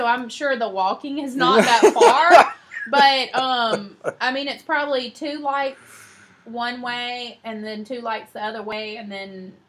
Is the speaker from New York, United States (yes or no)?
no; Mobile, Alabama, United States; moved away; I'm from Mobile. I'm not from here.